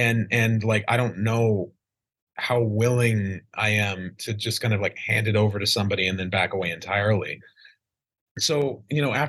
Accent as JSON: {"language": "English", "region": "Idaho", "country": "United States", "tie": "born or raised there", "said": "I grew up in Idaho in a small town."}